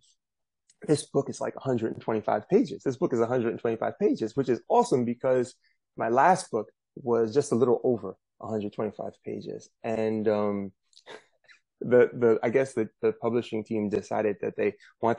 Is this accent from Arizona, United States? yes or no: no; New York City, New York, United States; I'm from Brooklyn, New York. This is where I'm zooming in from